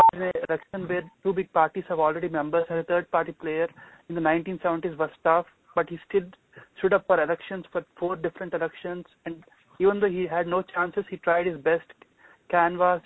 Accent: India; now in United States; I come from India

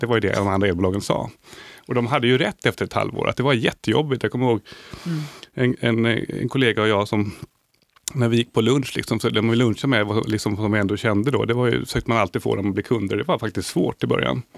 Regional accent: Sweden; jag är lyckligt lottad som svensk

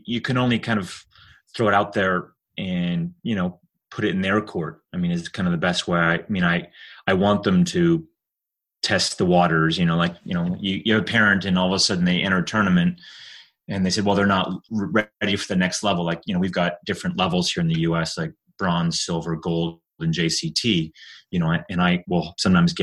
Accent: Calgary, Alberta, Canada; moved away as an adult; also born or lived in Cincinnati; now in Buffalo, United States; I grew up in Calgary

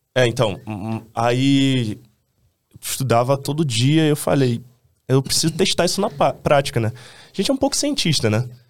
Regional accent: Rio de Janeiro, Brazil; eu sou um cara de, do subúrbio do Rio. Eu nasci em Bangu e cresci em Realengo Bangu

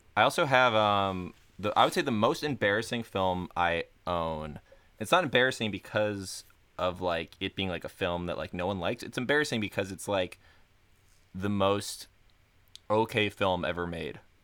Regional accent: Florida, United States; I learned how to swim when I was an infant because I'm from Florida

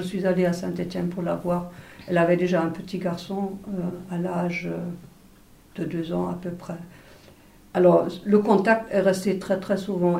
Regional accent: Wuppertal, North Rhine-Westphalia, Germany; French is a second language; also born or lived in East Germany; c'est une ville de 400 euh, 000 habitants à peu près. Et euh, après l'école primaire, j'ai changé au lycée

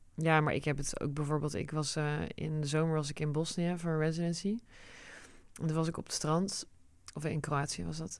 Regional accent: Netherlands; Dutch is a second language; also born or lived in United States; En toen zijn we naar Nederland geëmigreerd

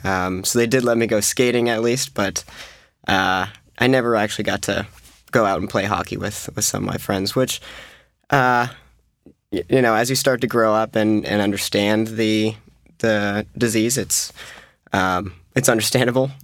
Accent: Massachusetts, United States; we're from Massachusetts

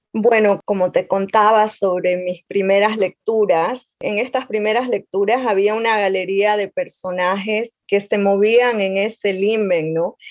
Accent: Montero, Santa Cruz, Bolivia; yo soy de un pueblo de Bolivia, Montero, que está en, el oriente boliviano, en la zona amazónica del país.

